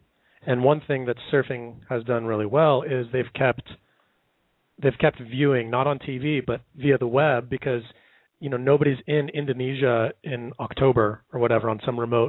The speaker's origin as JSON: {"language": "English", "area": "South Bay", "region": "California", "country": "United States", "tie": "born or raised there", "said": "when I grew up here in the South Bay"}